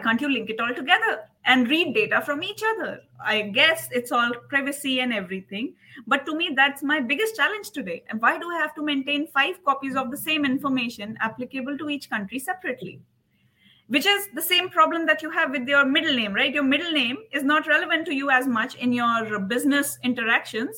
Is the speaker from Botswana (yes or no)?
no; India; also born or lived in United States; now in United Arab Emirates; I am from India